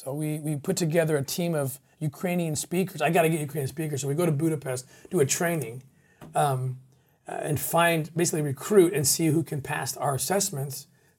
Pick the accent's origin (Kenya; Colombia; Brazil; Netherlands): Netherlands; English is a second language; I'm like, I'm a Dutch, I'm from Holland, I'm just getting, helping.